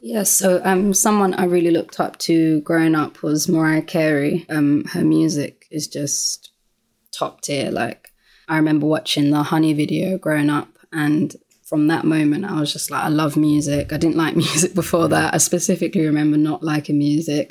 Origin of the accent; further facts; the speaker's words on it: London, United Kingdom; born and bred um, in Lewisham, which is within South London